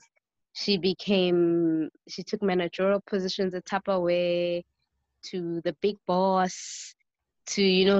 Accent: Johannesburg, Gauteng, South Africa; also born or lived in East Rand; I grew up in the suburbs of the north of Johannesburg, and then later on moved to the East Rand.

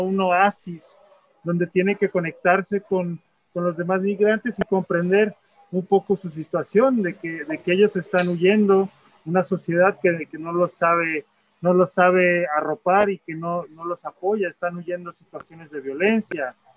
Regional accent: Mexico; now in United States; yo también soy migrante, yo vivo en Estados Unidos, soy mexicano

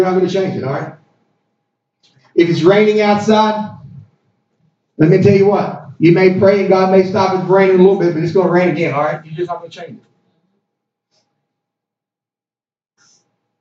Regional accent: Hopkins County, Kentucky, United States; I was born in Hopkins County

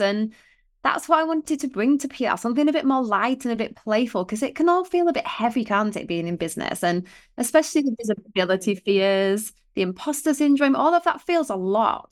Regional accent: Otley, Yorkshire and the Humber, United Kingdom; we lived in Otley, so, you know, we grew up in Otley.

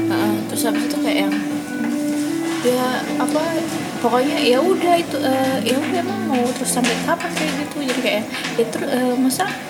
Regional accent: Depok, West Java, Indonesia; also born or lived in East Jakarta; gue tinggal rumah di Depok tapi dari SD sampai SMP gue di Jakarta Timur

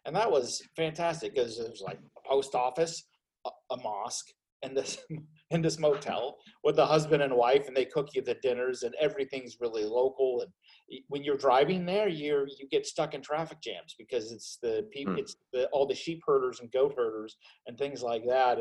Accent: Southern California, United States; moved away; also born or lived in Seattle; I grew up in Southern California

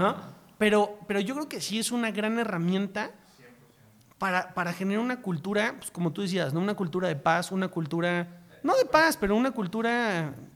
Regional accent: Mexico; los mexicanos

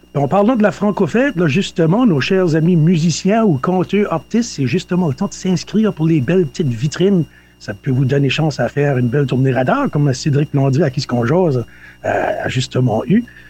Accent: Néguac, New Brunswick, Canada; Je suis originaire de Negoac

